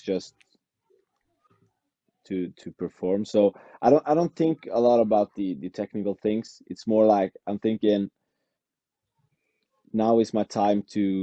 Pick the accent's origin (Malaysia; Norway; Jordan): Norway; Western Norway; English is a second language; moved away as an adult; now in Oslo, Norway; It's in my hometown, in the western part of Norway. I live in Oslo